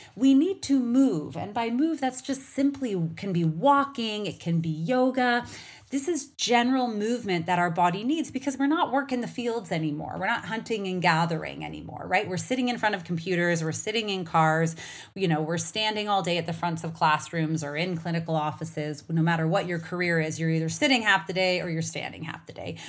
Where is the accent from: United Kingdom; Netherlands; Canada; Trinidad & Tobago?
Canada; now in United States; as a Canadian who lives in, in the United States